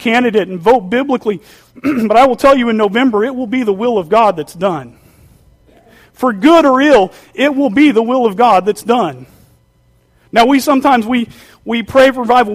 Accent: Duncan, Oklahoma, United States; moved away; coming from Oklahoma

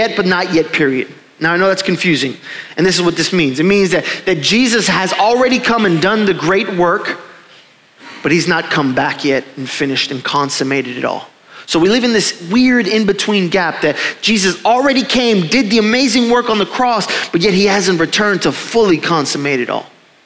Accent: Florida, United States; moved away; I was from Florida

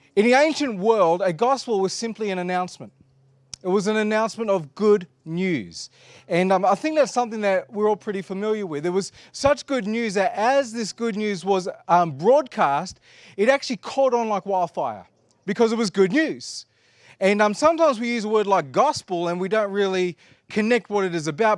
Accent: Australia; we are Australian

